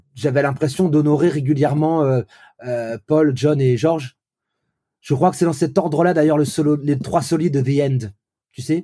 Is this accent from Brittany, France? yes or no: yes; Vannes, Brittany, France; j'ai grandi dans cette France-là des années 80 où voilà à Vannes